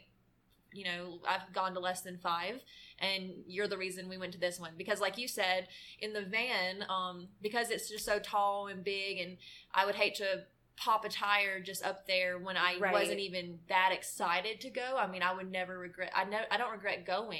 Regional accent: Mississippi, United States; moved away as an adult; I'm from Mississippi, and we're known for our food

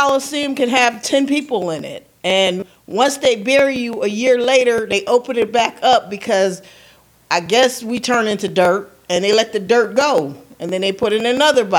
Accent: Milwaukee, Wisconsin, United States; I'm from Milwaukee

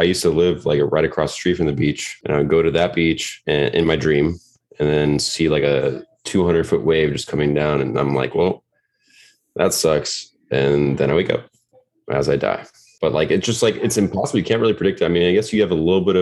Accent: Florida, United States; moved away; also born or lived in Missouri; I'm from Florida

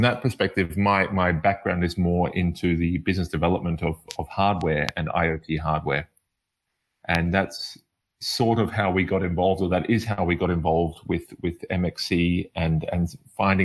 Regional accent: Australia; also born or lived in Middle East; now in Berlin, Germany; I'm originally from Australia

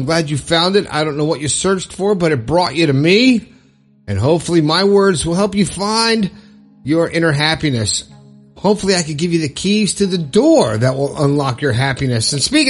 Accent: Long Island, New York, United States; I'm 57 from Long Island, New York

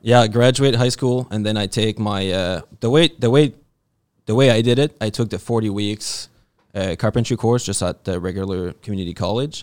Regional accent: New Brunswick, Canada; living life simple like we like to do out east, 'cause I'm from New Brunswick

